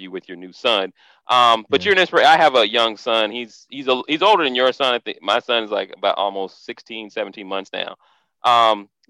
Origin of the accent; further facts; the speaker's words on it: Orlando, Florida, United States; moved away; I'm originally from Orlando, Florida.